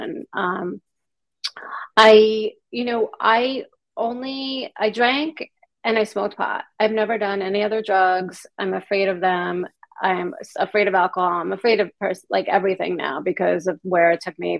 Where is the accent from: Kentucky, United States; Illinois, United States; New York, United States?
New York, United States; Long Island; moved away as an adult; I grew up in New York on Long Island